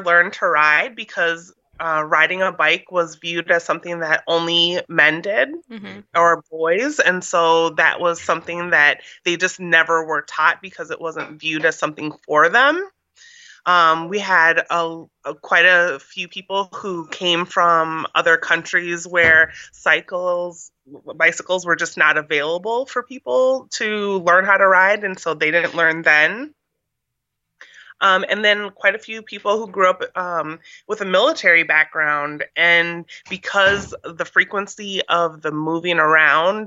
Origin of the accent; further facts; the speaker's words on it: Minnesota, United States; now in Washington, D.C., United States; I grew up in Minnesota